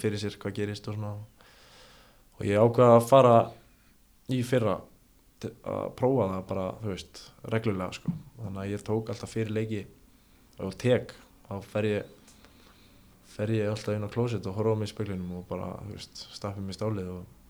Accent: Ólafsvík, Western Region, Iceland; ég er frá Ólasík

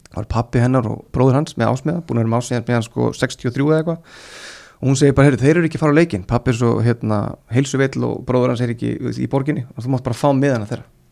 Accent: Iceland; ég er frá Íslandi

